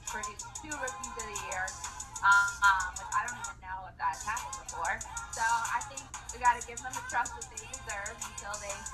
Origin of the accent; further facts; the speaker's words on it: South Florida, United States; moved away as an adult; also born or lived in Washington, D.C.; now in Metairie, United States; I grew up actually in South Florida, so I'm a transplant